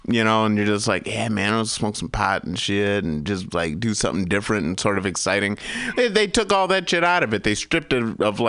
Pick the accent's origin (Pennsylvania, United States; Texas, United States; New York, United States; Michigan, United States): Michigan, United States